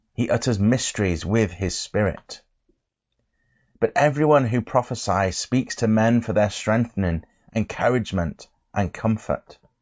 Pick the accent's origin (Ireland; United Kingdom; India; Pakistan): United Kingdom; England; I'm from England